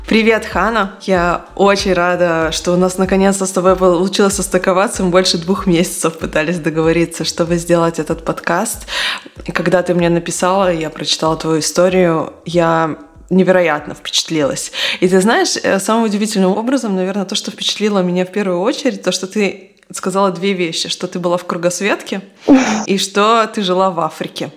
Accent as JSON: {"language": "Russian", "country": "Israel", "tie": "born or raised there", "said": "я выросла в Израиле"}